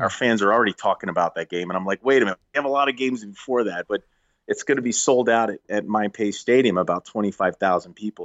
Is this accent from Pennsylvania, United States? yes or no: yes; Philadelphia, Pennsylvania, United States; I grew up in Philadelphia area